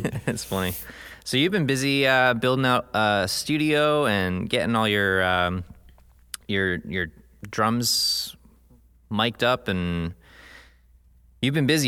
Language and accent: English; United States; growing up in the United States